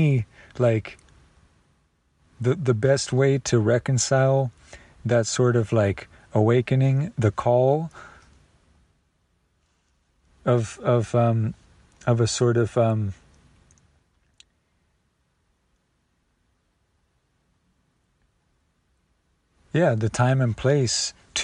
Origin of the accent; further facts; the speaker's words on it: United States; This would be the first war in my life as an American